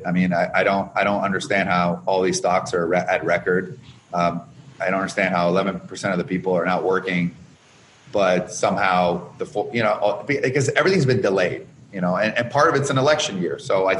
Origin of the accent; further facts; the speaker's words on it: Canada; now in Chicago, United States; I came from Canada with nothing, $974 over 10 years ago, went down to negative 34,000. And I'm in Chicago